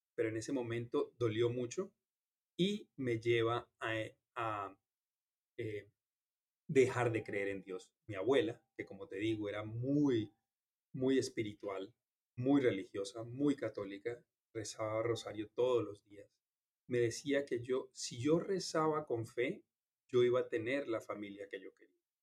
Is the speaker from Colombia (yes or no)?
yes; Colombia; now in Miami, United States; crecí en una familia en Colombia